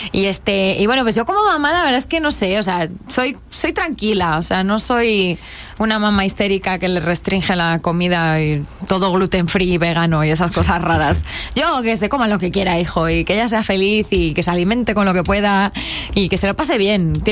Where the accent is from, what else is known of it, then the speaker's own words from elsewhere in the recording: Spain; accent: Spanish; aquí sí me notan lo español, pero cuando voy allá, eh, no, o sea, me miran como diciendo, pero